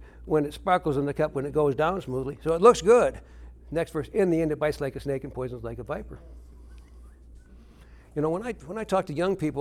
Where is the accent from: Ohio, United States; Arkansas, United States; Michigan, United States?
Michigan, United States; Detroit; I grew up in Detroit, Michigan